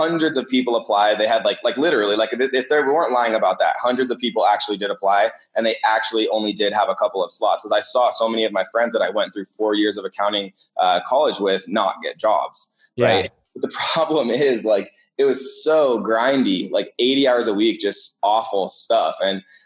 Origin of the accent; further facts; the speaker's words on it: Eugene, Oregon, United States; where I grew up in Eugene